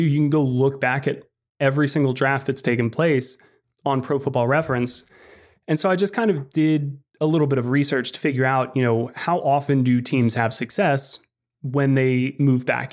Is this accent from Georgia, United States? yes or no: yes; Atlanta, Georgia, United States; I grew up in Atlanta.